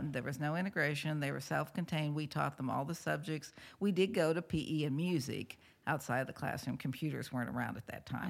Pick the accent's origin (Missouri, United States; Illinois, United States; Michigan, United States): Missouri, United States; St. Louis; moved away; I was from Saint Louis